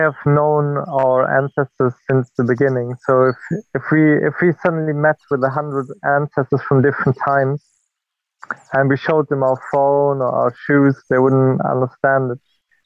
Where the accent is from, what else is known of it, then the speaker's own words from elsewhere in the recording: German-speaking border region of Belgium, Wallonia, Belgium; moved away as an adult; now in United Kingdom; I'm from Belgium. I'm German-speaking Belgian, and I come from the border region between Belgium and Germany, where I grew up close to a nature reserve.